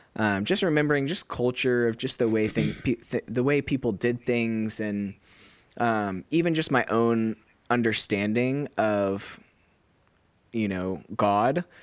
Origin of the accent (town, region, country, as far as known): United States; moved away as an adult; now in Australia